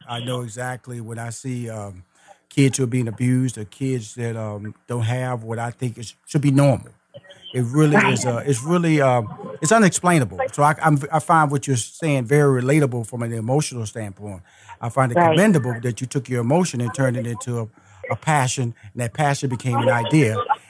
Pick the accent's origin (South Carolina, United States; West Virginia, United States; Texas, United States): Texas, United States; Houston; Well, see, I'm a Texas boy. I'm from Houston, Texas.